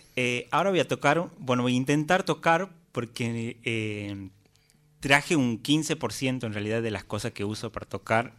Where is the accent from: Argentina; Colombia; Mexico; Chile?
Argentina; Simoca, Tucumán; moved away; En mi pueblo, en Simoca